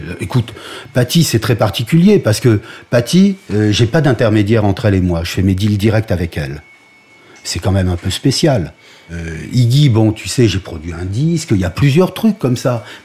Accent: Algeria; born there; je suis un chanteur de rock. Euh, je suis né en Algérie, point.

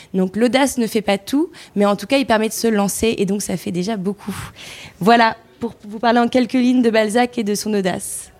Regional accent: the North, France; on vient du Nord

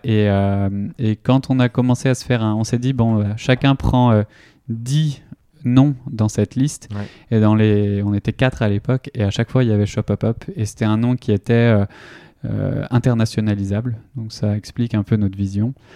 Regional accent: Vitré, Brittany, France; moved away as an adult; also born or lived in India; now in Nantes, France; je viens de Vitré, une ville dans, en Ille-et-Vilaine

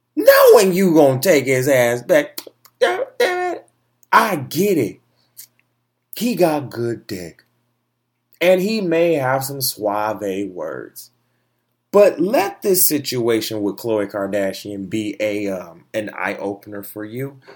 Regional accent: Michigan, United States; also born or lived in Orlando, Florida; I'm from Michigan. I was born in Florida. Yes, I was born in Orlando, in Michigan, right? That, not born in Michigan.

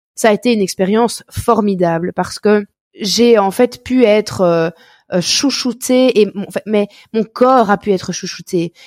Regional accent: Belgium; accent: Belgian; chez nous en Belgique

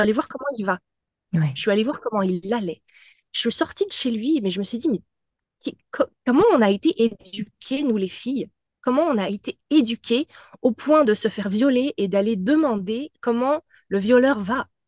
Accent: France; moved away as an adult; now in Montreal, Canada; je suis française euh, d'origine, mais j'habite depuis 14 ans euh, au Québec, à Montréal

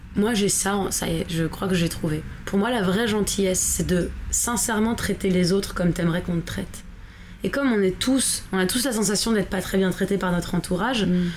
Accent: France; on est des Français

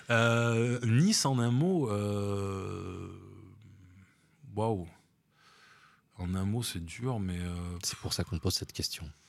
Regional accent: Paris, Île-de-France, France; born there; also born or lived in Bordeaux; now in Nice, France; je suis parisien de cœur et ça on me l'enlèvera jamais parce que je suis né là-bas et que, voilà. je suis bordelais aussi parce que j'y ai vécu quand même presque 40 ans

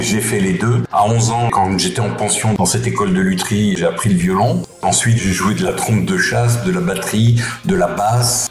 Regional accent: Mirecourt, Grand Est, France; also born or lived in Épinal; now in Brittany, France; Je suis né à Épinal, effectivement, dans les Vosges

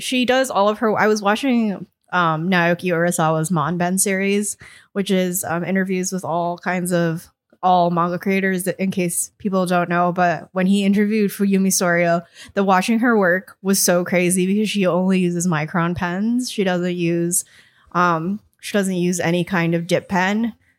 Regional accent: Connecticut, United States; the town I grew up in, which is quite a small town in Connecticut

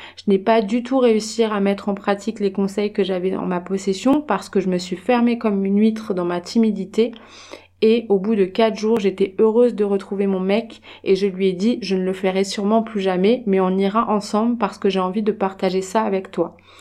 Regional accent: France; je viens de France

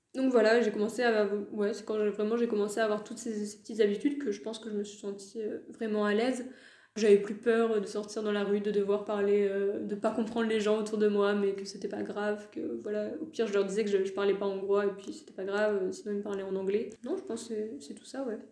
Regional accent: France; first language French; moved away as an adult; also born or lived in Hungary; de chez moi en France

